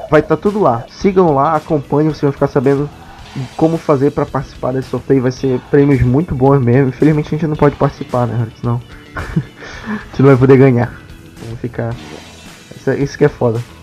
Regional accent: São Paulo, Brazil; tá, sou de São Paulo.

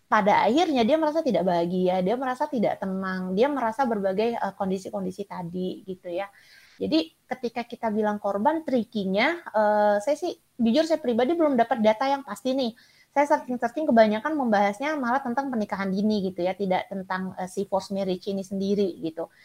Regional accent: Sumatra, Indonesia; saya dari Sumatera

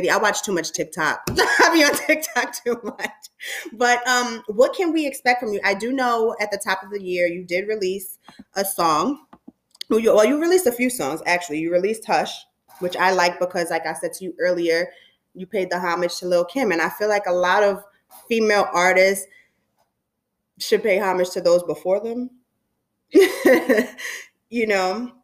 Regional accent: New York, United States; I'm from New York

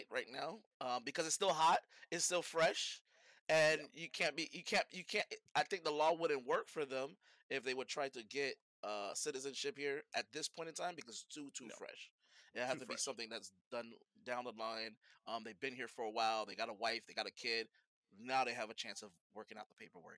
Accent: United States; Born and raised here

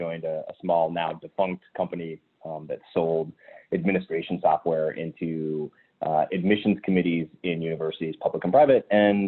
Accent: Massachusetts, United States; I grew up in the North Shore of Boston, but we lived internationally for about 5 years.

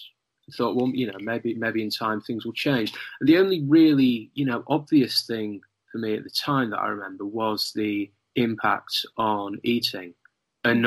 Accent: North Lincolnshire, Yorkshire and the Humber, United Kingdom; I grew up in a part of the country called North Lincolnshire in the UK

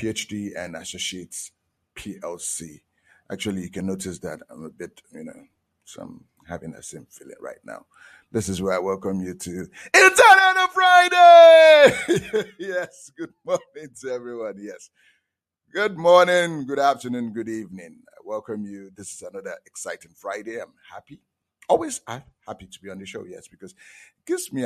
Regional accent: Nigeria; I'm from Nigeria

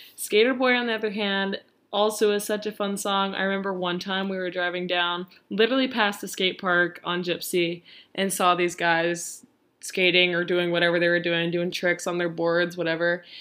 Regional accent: Nashville, Tennessee, United States; I'm from Nashville

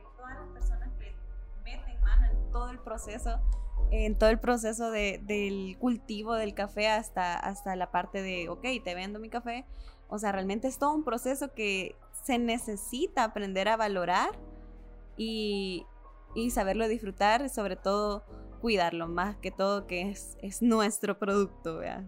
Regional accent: El Salvador; de nuestra cultura salvadoreña

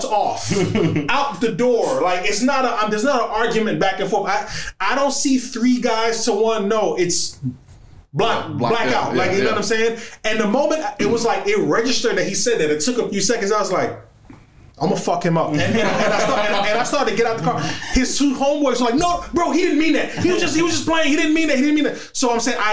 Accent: New York, United States; we're from New York

